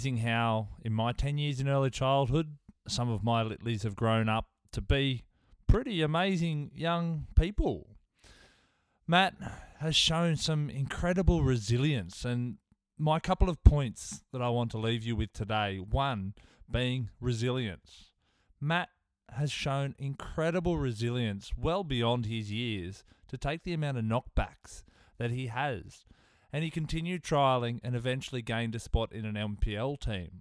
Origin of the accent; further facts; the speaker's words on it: Tamworth, New South Wales, Australia; Somebody I grew up with in Tamworth